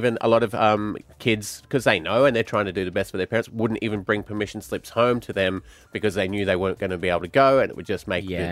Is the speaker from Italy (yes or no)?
no; Queensland, Australia; When I was growing up in Queensland